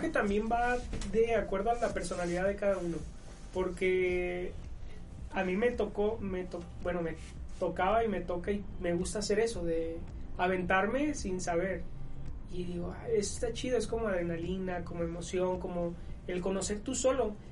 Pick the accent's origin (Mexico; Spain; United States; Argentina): Mexico